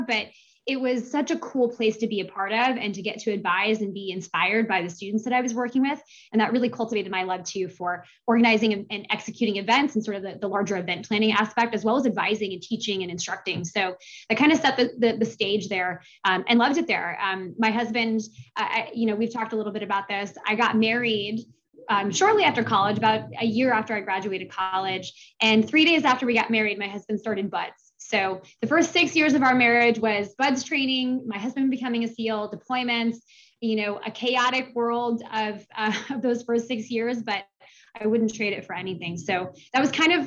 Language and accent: English; Seattle, Washington, United States; moved away as an adult; I grew up in Seattle, Washington